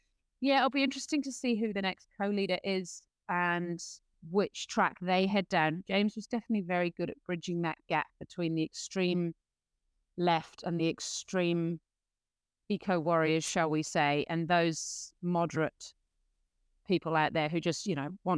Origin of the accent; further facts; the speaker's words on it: New Zealand; hey, look, I'm a Kiwi who just wants the best for the future of my country